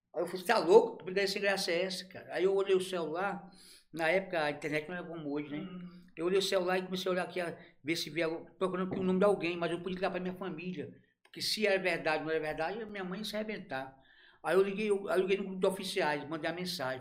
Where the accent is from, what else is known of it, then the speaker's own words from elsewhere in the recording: Ceará, Brazil; now in Araguaína, Brazil; sou cearense, não tem nem como dizer que não é